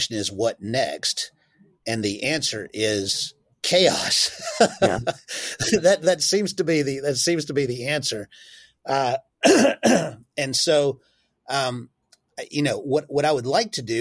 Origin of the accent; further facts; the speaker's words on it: United States; as an American